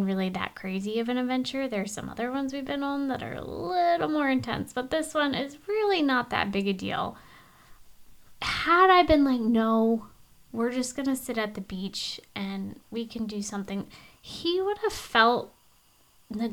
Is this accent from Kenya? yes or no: no; Alaska, United States; from where we come from Alaska